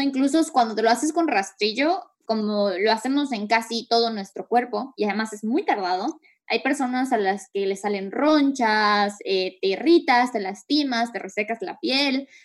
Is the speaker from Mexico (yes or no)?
yes; Mexico; now in Canada; nuestra cultura como mexicanos